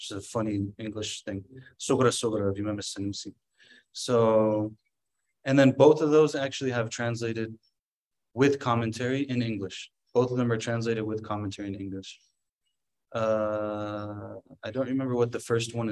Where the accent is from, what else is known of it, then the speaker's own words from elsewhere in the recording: San Diego, California, United States; also born or lived in Egypt; I grew up in San Diego